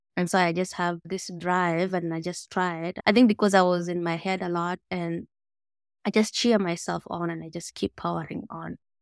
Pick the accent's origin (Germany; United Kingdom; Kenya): Kenya; Mogotio, Baringo County; I grew up in Mogotio, which is a small village, four hours north of Nairobi